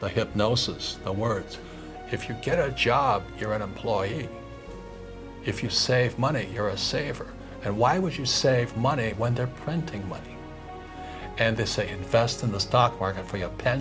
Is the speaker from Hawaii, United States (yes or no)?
yes; Hawaii, United States; when I was 9 years old, growing up in Hawaii